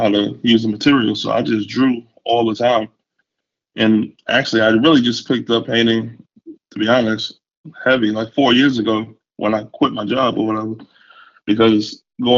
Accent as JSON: {"language": "English", "region": "New York", "country": "United States", "moved": "as an adult", "lives_now": "North Carolina, United States", "said": "I'm from New York originally"}